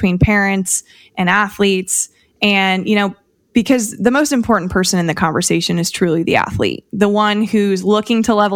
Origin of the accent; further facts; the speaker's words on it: Fort Wayne, Indiana, United States; I'm a girl from the Midwest. I grew up in Fort Wayne, Indiana